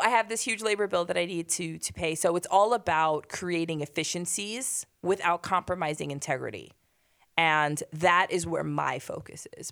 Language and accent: English; Hoboken, New Jersey, United States; we grew up in Hoboken